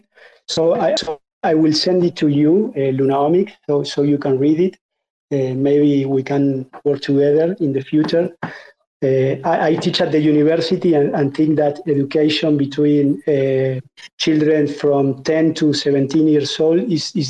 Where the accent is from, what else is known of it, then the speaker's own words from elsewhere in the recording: Argentina; I'm from Argentina, which is a country which has like 50% inflation